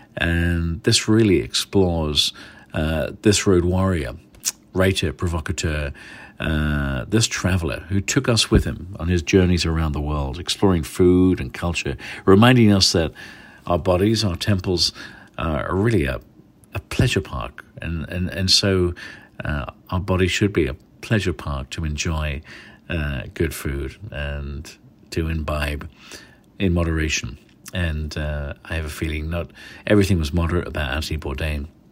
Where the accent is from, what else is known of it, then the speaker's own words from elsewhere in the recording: England, United Kingdom; now in San Francisco, United States; I've gotta go with my home country.